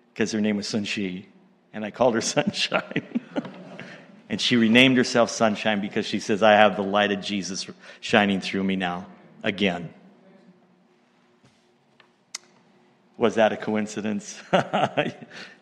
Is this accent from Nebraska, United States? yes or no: no; Montana, United States; now in Canada; moved to the States and that's where I was born, in Montana.